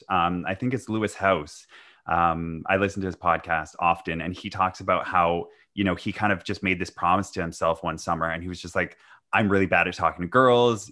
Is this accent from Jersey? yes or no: no; Vancouver, British Columbia, Canada; I'm from Vancouver